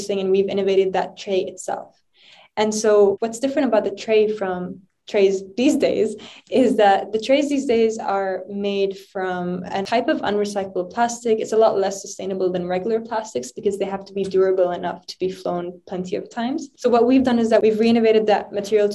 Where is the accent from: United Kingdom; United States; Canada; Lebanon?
Lebanon; moved away; growing up in Lebanon throughout my whole childhood, driving up and down to school